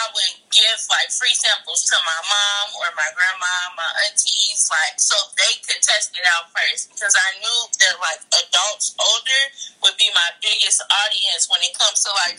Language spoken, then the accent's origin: English; Chicago, Illinois, United States; I'm from Chicago